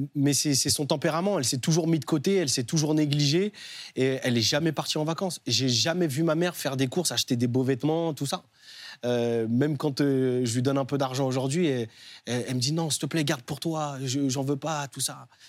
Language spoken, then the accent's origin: French; Nantes, Pays de la Loire, France; Moi, j'ai grandi à Nantes, au Dervalière